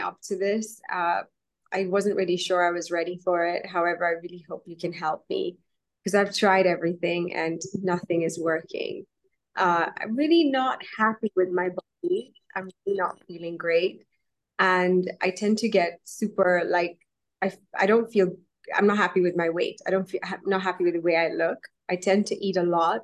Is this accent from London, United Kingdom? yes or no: yes; London, United Kingdom; also born or lived in Kenya; I'm from London. I'm a banker. I live here.